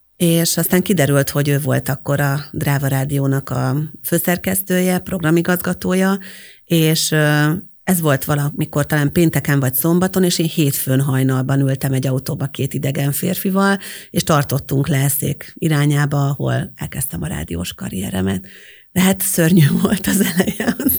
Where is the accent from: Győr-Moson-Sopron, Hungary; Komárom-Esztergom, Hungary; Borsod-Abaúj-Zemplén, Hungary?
Győr-Moson-Sopron, Hungary; Győrszemere; moved away as an adult; also born or lived in Pécs; én győrszemerei vagyok egyébként eredetileg, tehát győr mellől származom